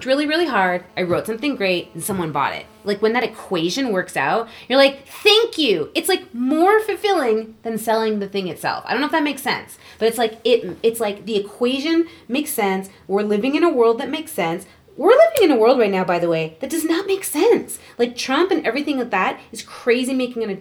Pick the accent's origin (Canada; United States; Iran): Canada; my home country.